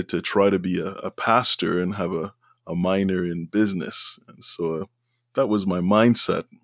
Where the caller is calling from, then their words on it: Ottawa, Ontario, Canada; I'm calling you from Ottawa, Ontario, Canada. This is the nation's capital on this uh, Friday afternoon.